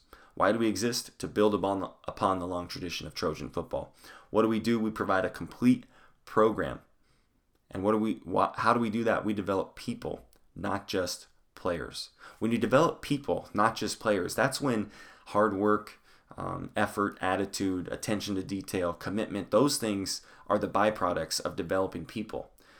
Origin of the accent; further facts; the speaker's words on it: Longmont, Colorado, United States; I grew up going in Longmont, Colorado, went to Longmont High School